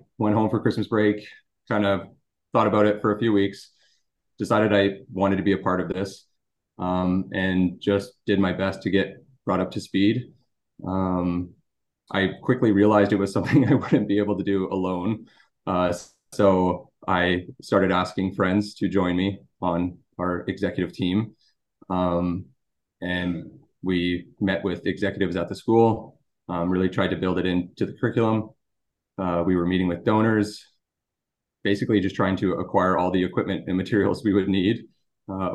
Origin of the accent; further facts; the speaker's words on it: Drayton Valley, Alberta, Canada; also born or lived in Calgary / Edmonton; I'm originally from Drayton Valley, which is a small town a little west of Edmonton